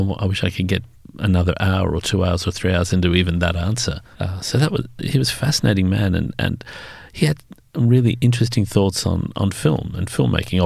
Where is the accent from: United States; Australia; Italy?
Australia; Sydney, New South Wales; I'm pure yokel. I come from Western Sydney back in the days when it seemed to be the far end of the world.